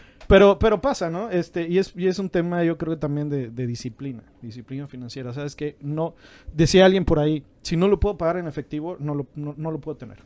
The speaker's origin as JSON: {"language": "Spanish", "country": "Mexico", "said": "como mexicanos"}